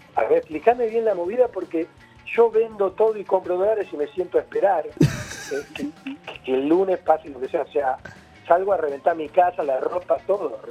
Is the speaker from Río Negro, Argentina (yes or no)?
no; Buenos Aires, Argentina; soy paternal